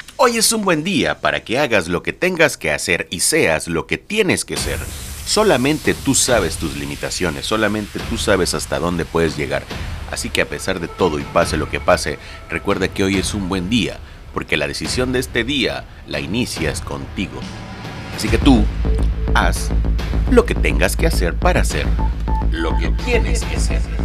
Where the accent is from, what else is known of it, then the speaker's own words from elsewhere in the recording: Lerdo de Tejada, Veracruz, Mexico; Yo soy nacido en Ciudad Lerdo de Tejada, Veracruz